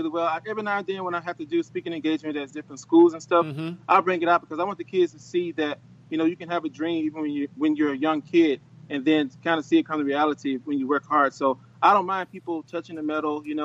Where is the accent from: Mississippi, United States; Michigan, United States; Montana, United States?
Mississippi, United States; Louisville; I'm the first Olympian back in my hometown of Louisville